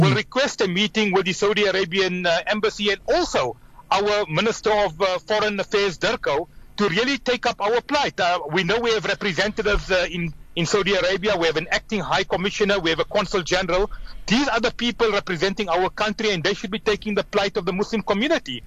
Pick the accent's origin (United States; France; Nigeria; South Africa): South Africa; we as South Africans